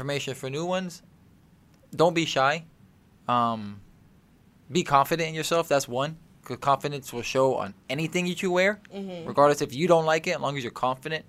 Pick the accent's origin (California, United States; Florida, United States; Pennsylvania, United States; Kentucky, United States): Florida, United States; Orlando; I grew up in Orlando, so. Like, all I know is Orlando